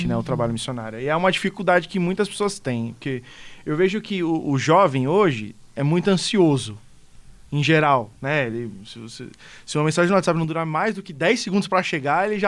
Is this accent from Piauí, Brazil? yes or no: no; Rio Grande do Sul, Brazil; do Rio